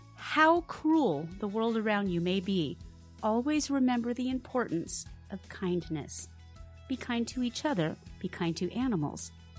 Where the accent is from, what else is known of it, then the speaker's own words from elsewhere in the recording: Washington, United States; growing up in Washington State